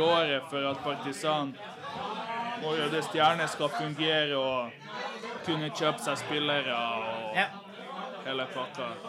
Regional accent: Serbia; moved away; når jeg var hjemme i Serbia

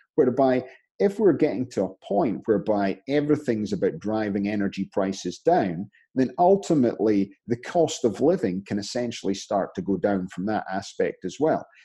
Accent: Scotland, United Kingdom; now in United States; I'm Scottish in America

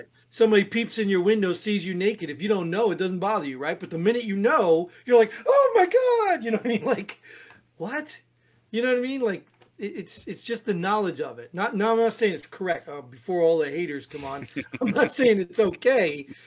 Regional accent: New Jersey, United States; I grew up in Jersey.

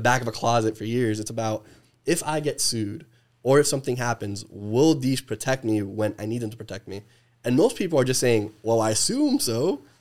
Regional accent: New Jersey, United States; moved away; I'm, I'm from the East Coast

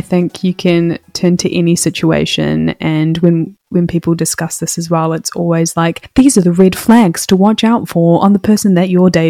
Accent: India; And, you know, I'm also an Indian woman, if you didn't know.

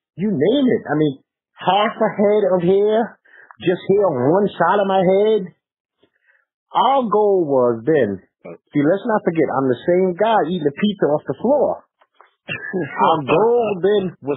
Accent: New York City, New York, United States; I grew up in Bed-Stuy

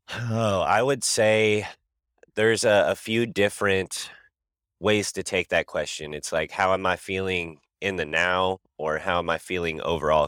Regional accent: Kansas City, Missouri, United States; I'm from Kansas City, Missouri

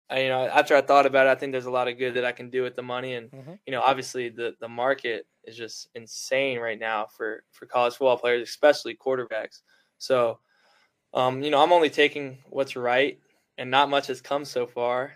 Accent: Fairhope, Alabama, United States; my hometown in Fairhope, Alabama

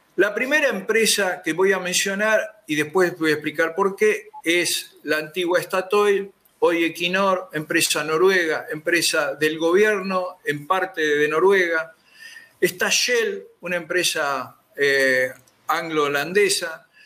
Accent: Comodoro Rivadavia, Chubut, Argentina; los que somos de Comodoro

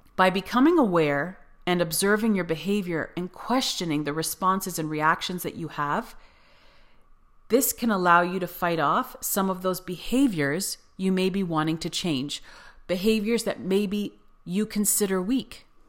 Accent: Canada; moved away as an adult; also born or lived in Cyprus; in Canada, you aren't really taught grammar when you take English class

